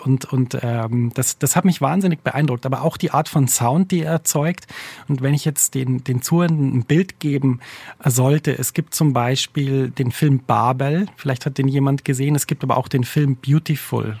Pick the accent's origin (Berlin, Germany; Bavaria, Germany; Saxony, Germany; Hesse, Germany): Bavaria, Germany; moved away as an adult; also born or lived in Zürich; now in New York, United States; bei uns in Bayern